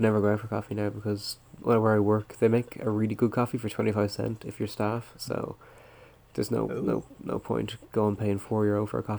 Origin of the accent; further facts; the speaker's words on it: Ireland; as an Irish person, I got Boston like relatives